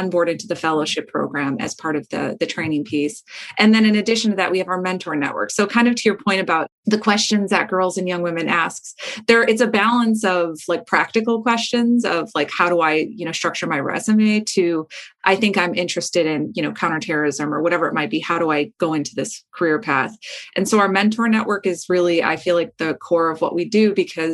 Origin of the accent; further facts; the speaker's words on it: Midwest, United States; where I grew up in the Midwest